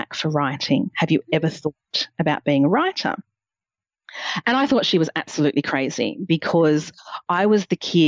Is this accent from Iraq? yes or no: no; Coffs Harbour, New South Wales, Australia; also born or lived in Newcastle / London; I grew up in Coffs Harbour, which was 25,000 people at the time